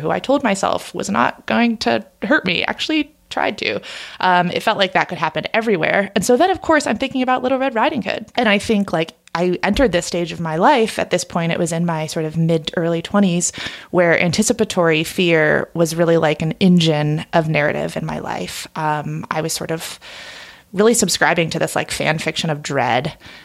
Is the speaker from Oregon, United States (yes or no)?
yes; Oregon, United States; my home state of Oregon